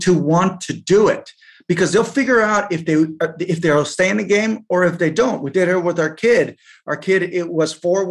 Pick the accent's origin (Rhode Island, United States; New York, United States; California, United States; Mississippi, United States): California, United States; Davis; English is a second language; also born or lived in Colombia; I was born in Davis, California. My parents are both Colombian, flew back. There's five of us, my brothers. We flew back to Colombia when I was 2. Came back to the States in 1982, didn't know how to speak English